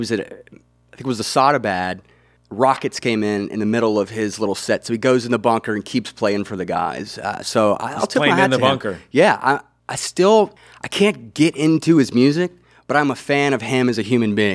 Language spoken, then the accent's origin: English; Mobile, Alabama, United States; So I am from Alabama. I'll state again, from Mobile, the southernmost point of Alabama.